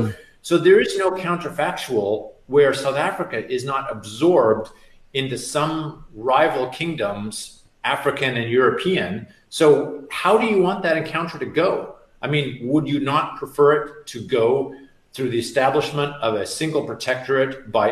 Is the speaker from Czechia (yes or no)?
no; Canada; now in United States; I'm from Canada.